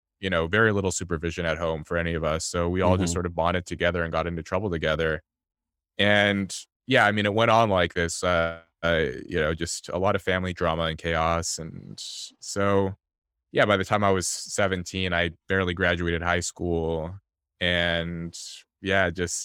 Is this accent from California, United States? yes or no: yes; Los Angeles, California, United States; I was born in Los Angeles into poverty to my mother, who was an immigrant from South Korea.